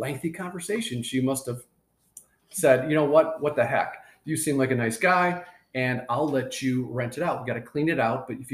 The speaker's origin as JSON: {"language": "English", "region": "Michigan", "country": "United States", "tie": "born or raised there", "also_born_or_lived": "Marietta, Ohio", "moved": "as an adult", "said": "when I grew up in Michigan"}